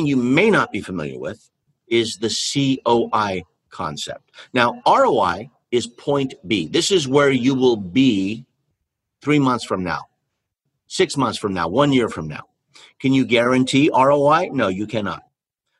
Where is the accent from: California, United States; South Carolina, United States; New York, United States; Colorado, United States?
California, United States; I was born in California